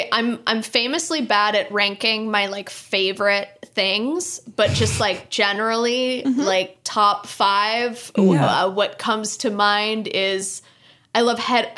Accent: Los Angeles, California, United States; I love being where I'm from about Los Angeles, California

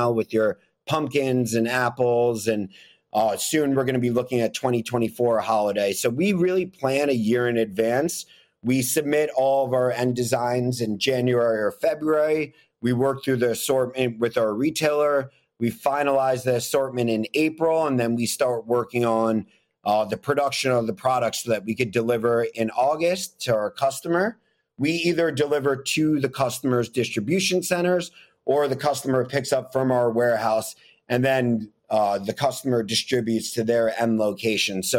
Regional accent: New York City, New York, United States; I grew up in Manhattan living next to a Walgreens

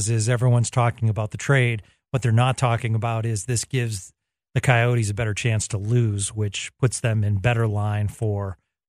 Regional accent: Texas, United States; So I'm a Texan at heart, and this one's going to be a tough one to watch.

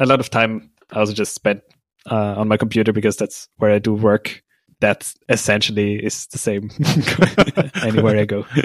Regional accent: Austria; moved away as an adult; also born or lived in United States / Australia / Indonesia; now in Odessa, Ukraine; Originally, I'm from Austria. I was born there and grew up there.

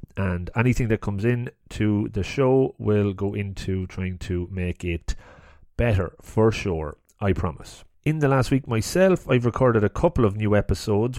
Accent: Longford, Leinster, Ireland; I grew up in Longford

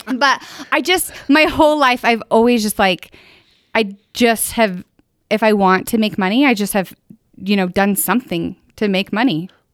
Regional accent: northern Utah, United States; also born or lived in Pleasant View, Utah; I actually grew up in a town of, it was about seven hundred people back then, Manaway. So it's in Logan

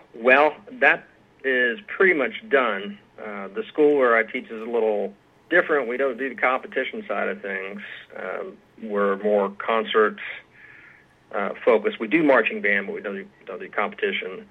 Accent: Aiken, South Carolina, United States; moved away as an adult; now in Georgetown, Kentucky, United States; I am from uh, and grew up in Aiken, South Carolina, which is about 20, 30 minutes from Augusta, Georgia.

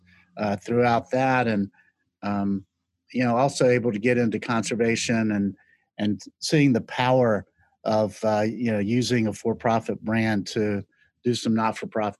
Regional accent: Charlotte, North Carolina, United States; moved away as an adult; also born or lived in Laurinburg, North Carolina / New York; I grew up in Charlotte, North Carolina

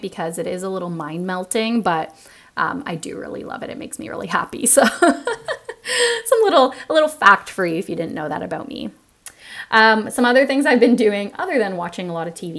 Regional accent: Toronto, Ontario, Canada; moved away; I'm initially from Toronto, Ontario

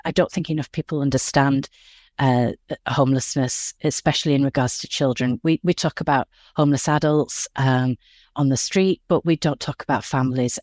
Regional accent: Yorkshire and the Humber, United Kingdom; moved away as an adult; now in Los Angeles, United States; I grew up in West Yorkshire in England, and I moved here over twenty years ago

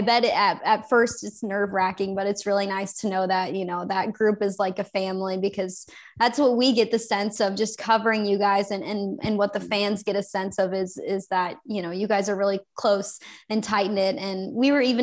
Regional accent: Chicago, Illinois, United States; moved away; I'm from Chicago, so I was able to go home after the season

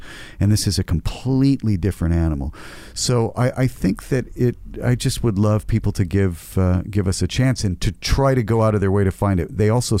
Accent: United States; now in Canada; very fortunate in my career, having come from the United States and been able to play really fantastic roles. As Canadian actors, sometimes we don't get a chance.

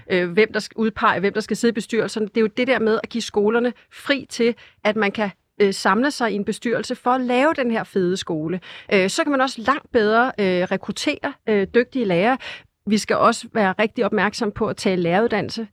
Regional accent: Hillerød, Capital Region of Denmark, Denmark; jeg kommer selv fra Hillerød, hvor vi har ret mange forskellige også øh, frie skoler

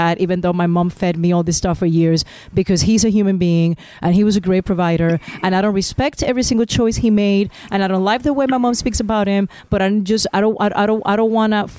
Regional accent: Puerto Rico; I'm from Puerto Rico, and we're four children

